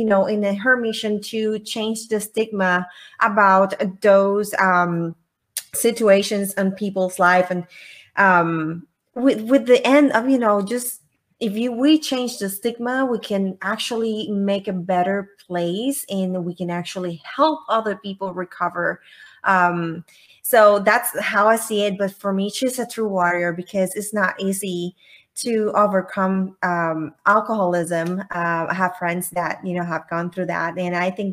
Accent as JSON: {"language": "English", "country": "Puerto Rico", "moved": "yes", "said": "I'm originally from Puerto Rico."}